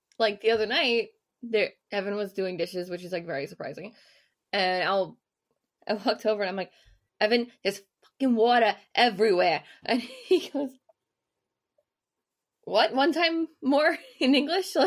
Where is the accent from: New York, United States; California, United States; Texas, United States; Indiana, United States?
New York, United States; Levittown; also born or lived in Queens, New York; I came from Queens and then Levittown, New York